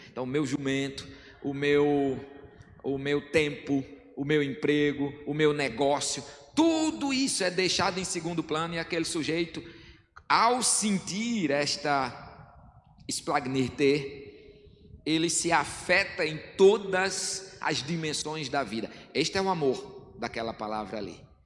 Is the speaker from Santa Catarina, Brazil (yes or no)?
no; sertão of Rio Grande do Norte, Brazil; como um bom nordestino sertanejo do sertão do Rio Grande do Norte